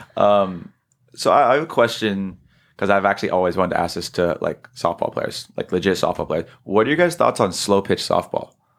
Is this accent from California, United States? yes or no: yes; South San Francisco area, California, United States; moved away; I'm not from Sonoma, but I'm from the South San Francisco area